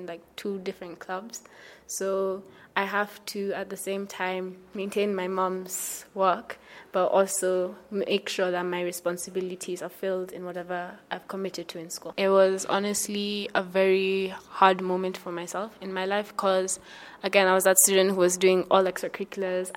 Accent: Kenya; I am from Rocha, Kenya

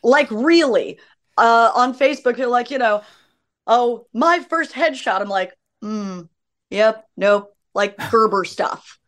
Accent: Los Angeles, California, United States; I was raised by hippies in Laurel Canyon.

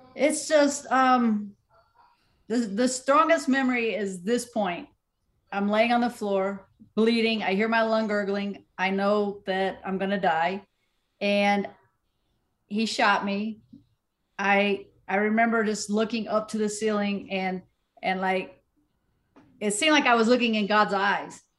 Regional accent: Southern West Virginia, United States; I'm from Southern West Virginia. Boxing isn't big in my area

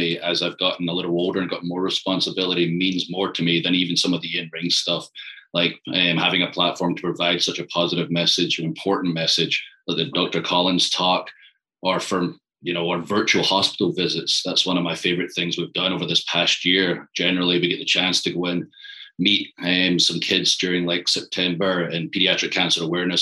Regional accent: Scotland, United Kingdom; moved away as an adult; now in Tampa, United States; I'm from Scotland

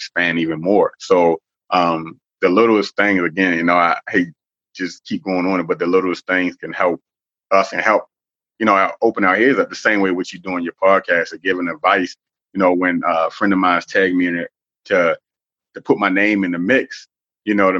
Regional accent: Baltimore, Maryland, United States; also born or lived in New York; growing up in Baltimore City

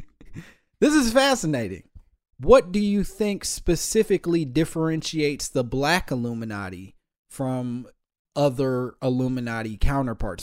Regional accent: Midwest, United States; I'm from the Midwest

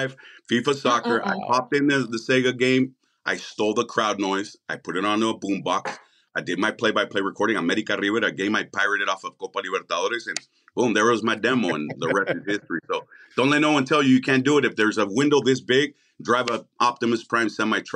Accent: Tijuana, Baja California, Mexico; also born or lived in San Diego, United States; And then that's when I was born in San Diego, California by accident. They went shopping. We lived in Tijuana.

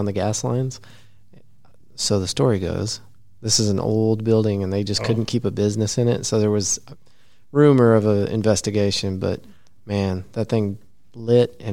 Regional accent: Abilene, Texas, United States; my hometown of Abilene, we've got Fort Phantom

